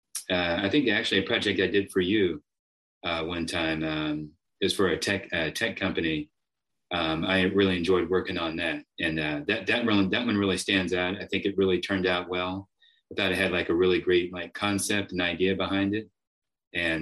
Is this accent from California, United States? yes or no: no; Washington, District of Columbia, United States; also born or lived in Austin, Texas; now in Round Rock, United States; I'm originally from the DC area. I've lived in Austin a big portion of my life, you know, probably more than half my life